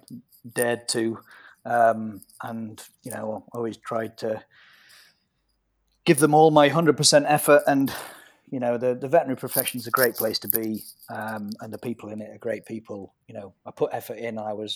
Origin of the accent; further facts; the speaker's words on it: Yorkshire and the Humber, United Kingdom; I'm a Yorkshire lad, and my roots are here, my family's here